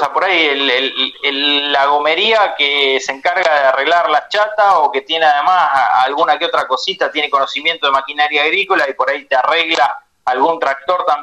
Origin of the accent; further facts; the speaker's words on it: Argentina; que son tierras nuestras, digamos, todos como argentinos, eh, por más que no tengamos la propiedad, eh, eh lo sentimos así, son